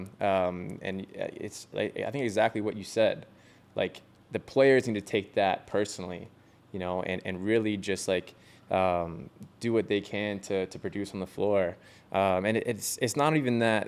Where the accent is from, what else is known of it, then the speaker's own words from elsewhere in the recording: Vancouver, British Columbia, Canada; moved away as an adult; now in Buffalo, United States; growing up in Vancouver